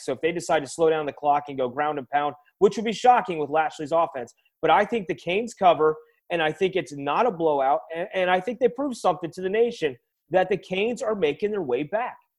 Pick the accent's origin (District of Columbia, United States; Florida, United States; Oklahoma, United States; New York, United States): Florida, United States; Tampa; my hometown Buccaneers